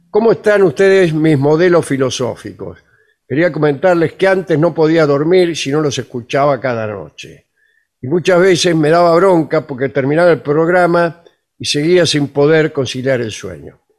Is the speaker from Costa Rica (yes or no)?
no; Magdalena, Buenos Aires Province, Argentina; soy de Magdalena.